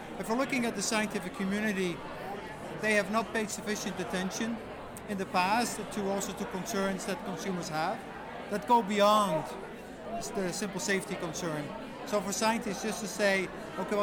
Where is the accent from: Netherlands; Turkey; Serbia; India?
Netherlands; now in Canada; I'm from the Netherlands